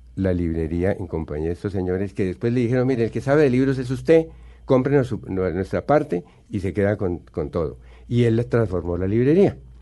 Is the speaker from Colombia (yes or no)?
yes; Buga, Valle del Cauca, Colombia; moved away; also born or lived in Bogotá / Medellín; Me crié en Buga, no ejerzo como bugueño, pero sí tengo todos maravillosos recuerdos de mi vida allá.